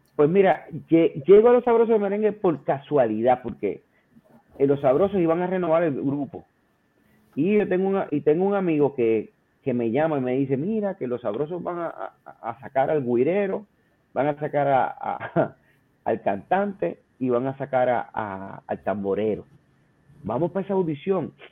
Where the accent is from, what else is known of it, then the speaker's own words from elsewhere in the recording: Aguas Buenas, Puerto Rico; also born or lived in Caguas; yo me crié entre mi pueblo eh, de nacimiento Caguas y Aguas Buenas